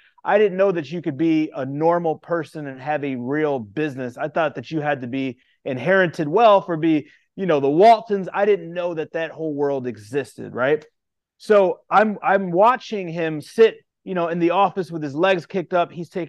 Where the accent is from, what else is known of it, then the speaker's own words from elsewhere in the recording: Indiana, United States; Yeah, so I grew up in a small town right outside Chicago, in Indiana, a population of 22,000.